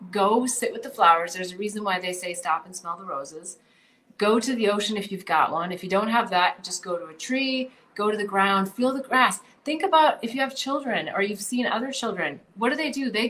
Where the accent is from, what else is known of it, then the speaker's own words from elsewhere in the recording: Midwest, United States; I mean, I grew up in the Midwest, so maybe I got the extra, you know, the super program on this